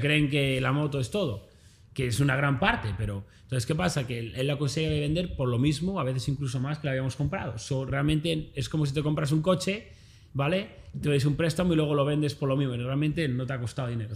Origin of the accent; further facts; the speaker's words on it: a small town north of Madrid, Community of Madrid, Spain; moved away as an adult; also born or lived in Australia; now in Los Angeles, United States; yo soy un chaval normal como cualquier persona, nacido en un pequeño municipio del norte de Madrid